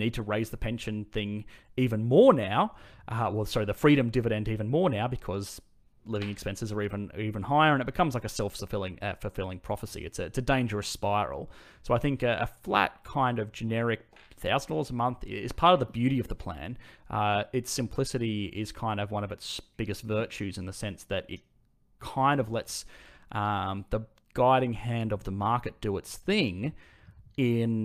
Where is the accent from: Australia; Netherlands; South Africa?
Australia